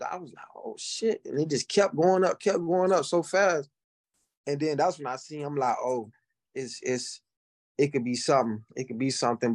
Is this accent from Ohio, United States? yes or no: no; Florida, United States; I'm from Florida. I'm from, uh, I'm from a, I'm small town in Florida country, boy